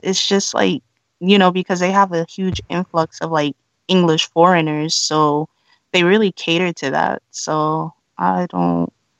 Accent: New York City, New York, United States; moved away as an adult; also born or lived in Fukuoka / Tokyo; now in Japan; I grew up in New York City, so I was already familiar with like a lot of diversity

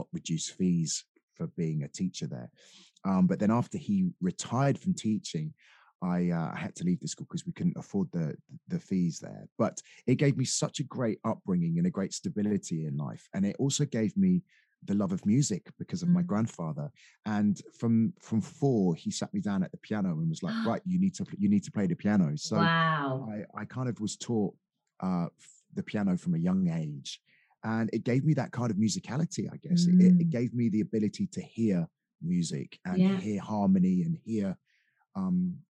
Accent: Dorset, South West England, United Kingdom; also born or lived in Sidmouth, Devon; I was brought up in Dorset by a single parent family.

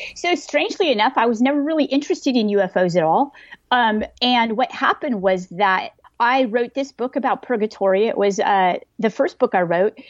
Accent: California, United States; moved away; I lived in California, I grew up in California

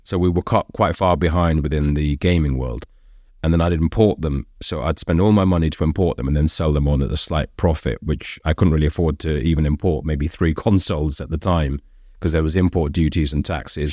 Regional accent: London, United Kingdom; I'm Brit, I was born in London.

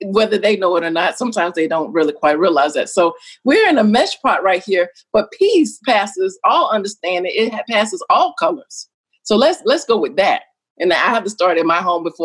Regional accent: the South, United States; I grew up in the South

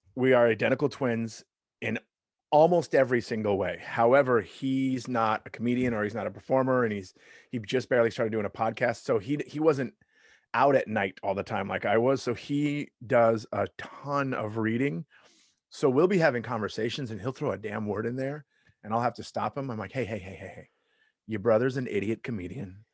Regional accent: Long Beach, California, United States; also born or lived in Lakewood, California; I grew up in Long Beach, Long Beach, California

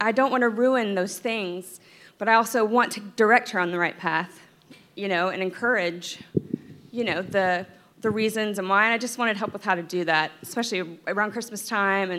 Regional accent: Florida, United States; moved away as an adult; now in New York, United States; I'm from Florida

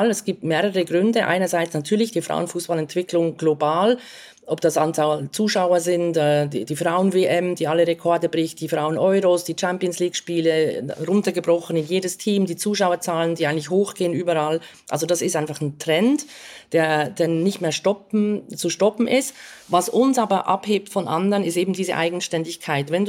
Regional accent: Switzerland; now in United States; das sage ich jetzt als Schweizerin, die halt so ein bisschen Deutschlandbezug hat

